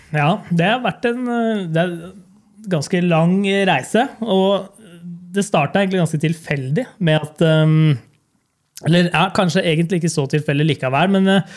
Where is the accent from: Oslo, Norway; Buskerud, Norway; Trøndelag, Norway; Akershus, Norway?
Buskerud, Norway; Hønefoss; vi kom fra Hønefoss.